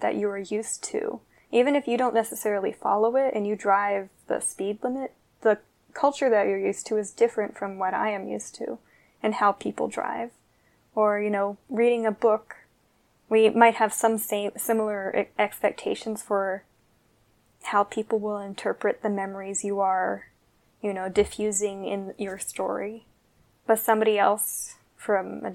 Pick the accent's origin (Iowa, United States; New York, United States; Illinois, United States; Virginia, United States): Virginia, United States; I'm from Virginia